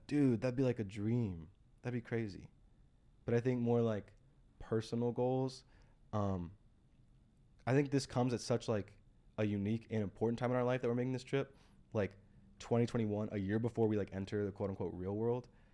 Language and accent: English; United States; we grew up in the States